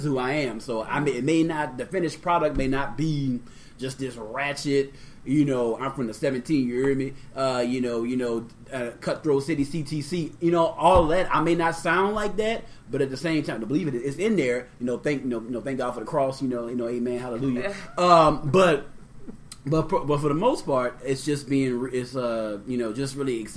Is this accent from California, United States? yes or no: no; New Orleans, Louisiana, United States; also born or lived in Maine; growing up in New Orleans